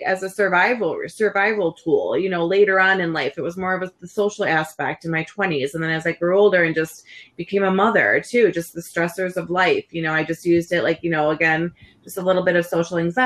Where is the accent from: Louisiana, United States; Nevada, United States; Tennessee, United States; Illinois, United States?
Illinois, United States; Schaumburg; So I grew up in Schaumburg.